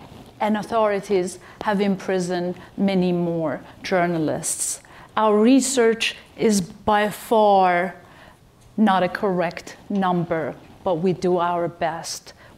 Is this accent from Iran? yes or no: yes; Iran; English is a second language; moved away as an adult; I was born in Iran. As a girl and a young woman growing up in the Islamic Republic